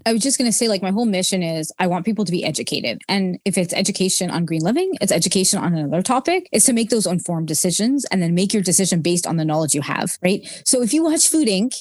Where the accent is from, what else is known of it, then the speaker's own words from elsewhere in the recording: Montreal, Quebec, Canada; moved away as an adult; also born or lived in Wichita, Kansas / Augusta, Georgia / Williamsport, Pennsylvania / Dallas-Fort Worth, Texas; And then I'm actually from Montreal, Canada, but we lived in the United States for about four years.